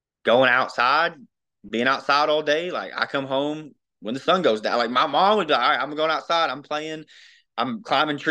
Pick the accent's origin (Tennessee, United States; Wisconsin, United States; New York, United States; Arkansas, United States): Arkansas, United States; Mayflower; I've only lived here